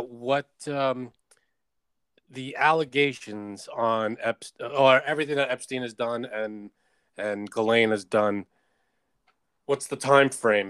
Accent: United States

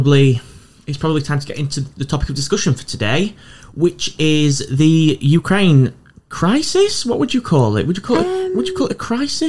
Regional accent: Doncaster, Yorkshire and the Humber, United Kingdom; now in Newcastle upon Tyne, United Kingdom; Biker's my local metro station, and I'm from Doncaster

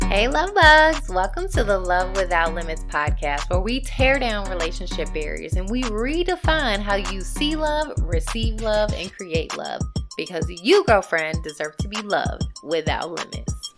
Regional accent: Lynchburg, Virginia, United States; I'm from Lynchburg

